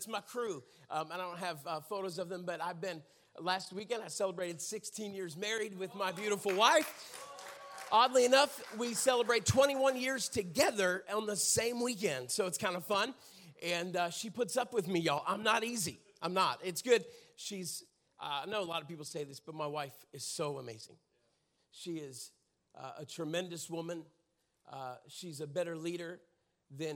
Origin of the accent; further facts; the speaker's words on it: Pittsburgh, Pennsylvania, United States; moved away; I grew up in Pittsburgh, Pennsylvania. And so grew up right in the city